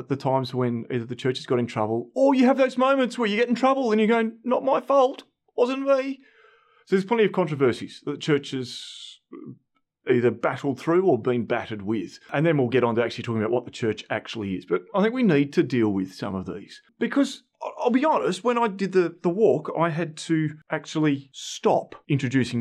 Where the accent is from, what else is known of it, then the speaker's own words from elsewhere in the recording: Flinders Island, Tasmania, Australia; I grew up on Flinders Island out in Bass Strait.